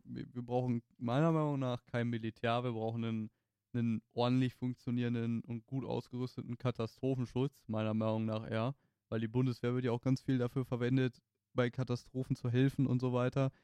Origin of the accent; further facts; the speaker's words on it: Germany; mit dem Background, den wir als Deutsche haben